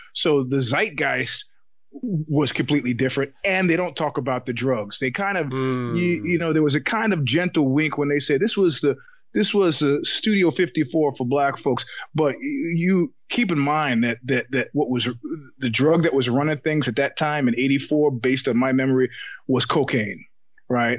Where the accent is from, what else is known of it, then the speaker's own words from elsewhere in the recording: New York, United States; now in California, United States; as a New Yorker